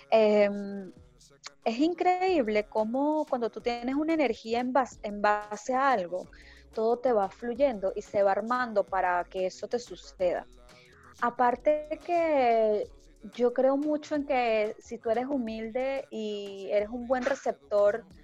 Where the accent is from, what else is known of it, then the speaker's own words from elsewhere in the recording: Venezuela; moved away; Bueno, sabes que yo me vine de Venezuela para acá en, autobús. Duré 26 días viajando.